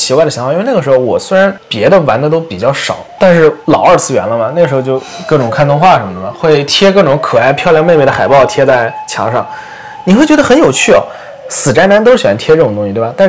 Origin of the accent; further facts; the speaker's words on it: Jiangsu, China; 我高中的时候，我是江苏的嘛，我们那边数学卷子满分是一百六十分，我考过十四分。